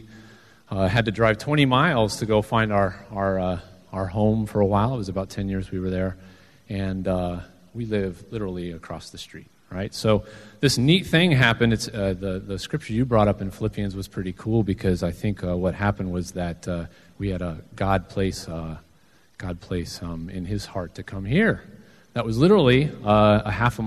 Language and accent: English; Southwest, United States; I'm actually from the Southwest